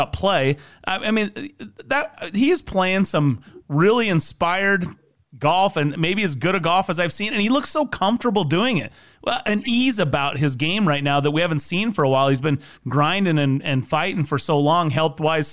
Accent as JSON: {"language": "English", "region": "Idaho", "country": "United States", "said": "I'm from Idaho."}